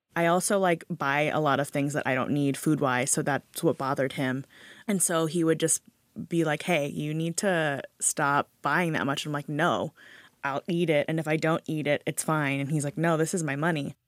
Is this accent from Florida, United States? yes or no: no; Hawaii, United States; I grew up in Hawaii with a really big immigrant family